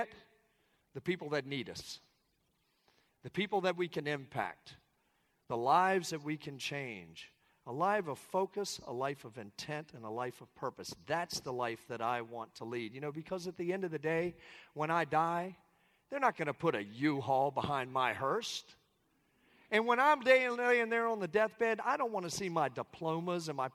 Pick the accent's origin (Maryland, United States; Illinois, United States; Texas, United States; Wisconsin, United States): Maryland, United States; Southern; I come from Southern Maryland. I come from just outside of Washington, D.C. I come from a military family